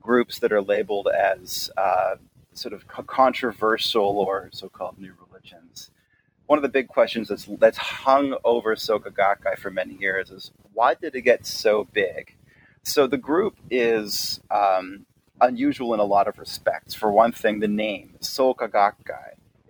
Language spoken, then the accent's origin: English; Toronto, Ontario, Canada; I was born and raised in Toronto, Canada